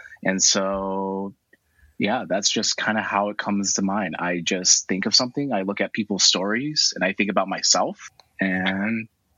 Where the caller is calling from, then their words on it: San Francisco, California, United States; I'm good. I just finished working out, and I'm joining from San Francisco.